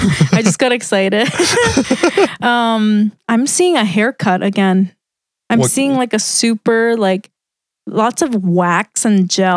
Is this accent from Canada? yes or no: no; South Korea; moved away; when I was a kid, I grew up in Korea.